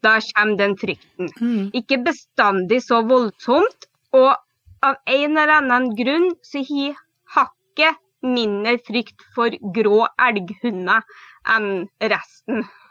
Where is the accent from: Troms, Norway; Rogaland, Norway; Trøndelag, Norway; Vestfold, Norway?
Trøndelag, Norway; now in Telemark, Norway; Jeg er opprinnelig trønder, men bor nå i Telemark. Mm det er litt spesiell dialekt